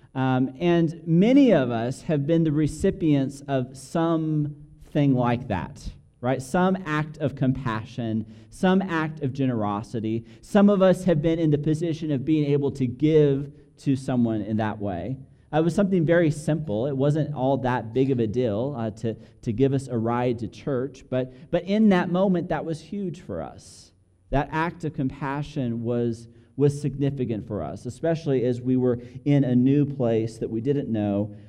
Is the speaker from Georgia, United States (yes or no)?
no; Albuquerque, New Mexico, United States; moved away as an adult; now in Dallas, United States; we grew up here in Albuquerque, and now we've moved to Dallas